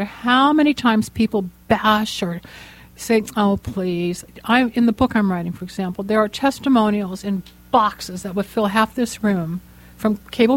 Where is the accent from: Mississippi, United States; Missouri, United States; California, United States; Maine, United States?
California, United States; Los Angeles; I grew up here in Los Angeles